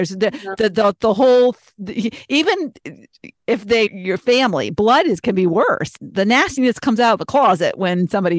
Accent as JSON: {"language": "English", "town": "Boston", "region": "Massachusetts", "country": "United States", "tie": "born there", "moved": "yes", "said": "My father had 3 sisters and he was born in Boston. I was born in Boston. So everybody on his side of the family stayed in Boston, but us, we moved."}